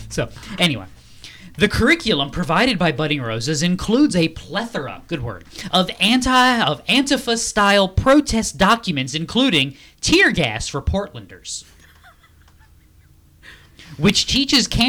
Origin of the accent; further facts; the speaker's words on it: New England, United States; I am from New England